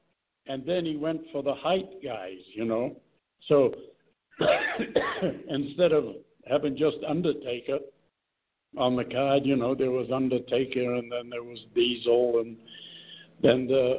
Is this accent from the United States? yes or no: no; New Zealand; moved away; That's why I came here from New Zealand, but I didn't make a lot.